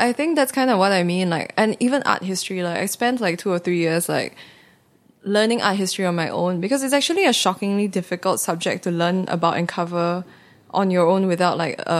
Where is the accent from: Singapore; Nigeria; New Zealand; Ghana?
Singapore; moved away as an adult; now in New York, United States; growing up in Singapore